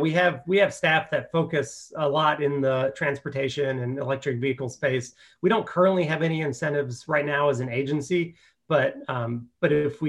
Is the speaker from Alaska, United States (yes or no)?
no; Tennessee, United States; moved away as an adult; now in Oregon, United States; I'm actually from Tennessee. But my wife is from Oregon. My wife's from Salem. And we lived in Tennessee for 7 years after we graduated college, but always had the plan to move to back to Oregon